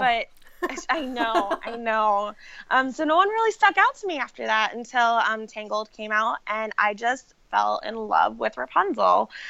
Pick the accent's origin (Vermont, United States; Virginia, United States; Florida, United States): Florida, United States; Orlando; also born or lived in New York; when I was four, we moved from New York to Orlando